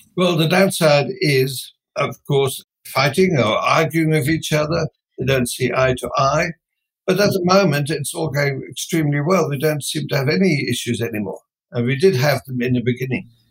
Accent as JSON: {"language": "English", "country": "Netherlands", "moved": "as an adult", "lives_now": "Australia", "said": "I came originally from Holland"}